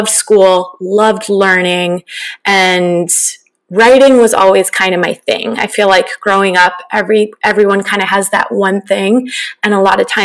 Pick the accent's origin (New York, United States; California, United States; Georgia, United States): California, United States; Northern; also born or lived in Orange County, California; growing up in Northern California